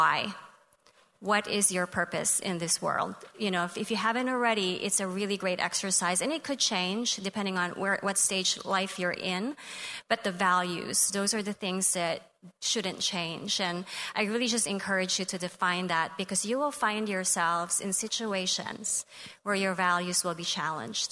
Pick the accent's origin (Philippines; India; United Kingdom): Philippines; moved away as an adult; now in Texas, United States; I grew up in the Philippines